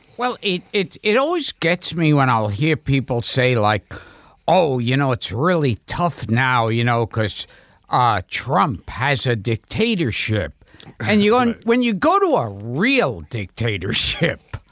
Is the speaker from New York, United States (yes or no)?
yes; New York City, New York, United States; born in Coney Island, then Crown Heights, and then Borough Park